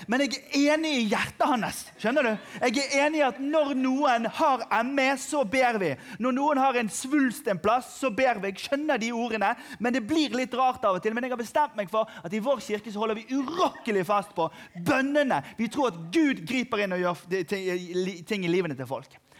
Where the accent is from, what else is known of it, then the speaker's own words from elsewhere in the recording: Norway; jeg er fra Norge